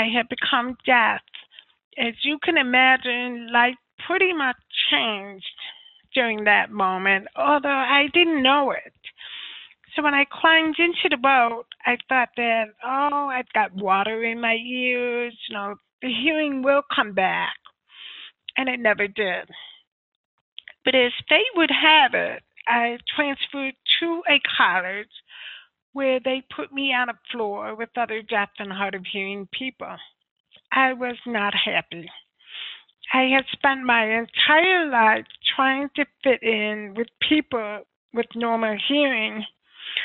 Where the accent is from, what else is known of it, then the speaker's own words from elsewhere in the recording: United States; I am from the United States, soon to move to New York